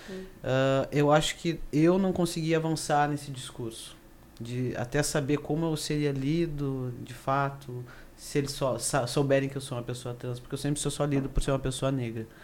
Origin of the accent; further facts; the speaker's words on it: Carazinho, Rio Grande do Sul, Brazil; now in Porto Alegre, Brazil; moro em Porto Alegre, mas sou do interior, sou de Carazinho